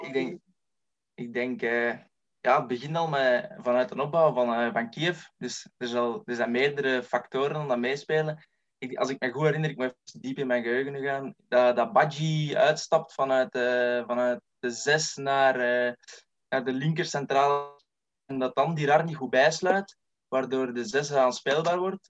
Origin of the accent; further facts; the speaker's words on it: Lebbeke, Flanders, Belgium; Ik ben 23 jaar afkomstig uit Lebbeke